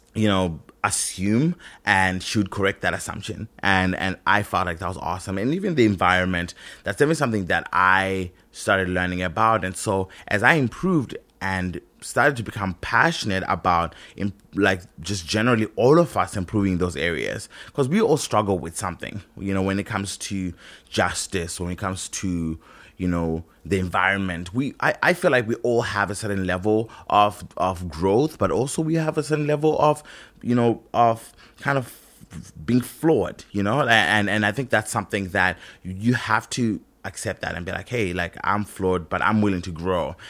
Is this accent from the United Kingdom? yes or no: no; Zimbabwe; I grew up in Zimbabwe, where we were colonized